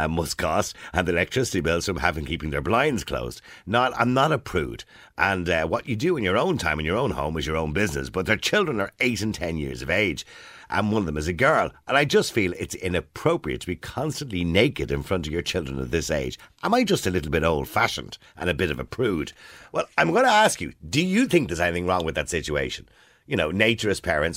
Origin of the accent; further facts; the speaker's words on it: Ireland; we are Irish